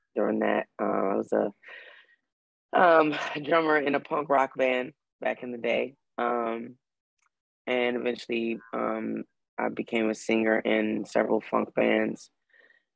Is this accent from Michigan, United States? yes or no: yes; Detroit, Michigan, United States; as a Black woman growing up in Detroit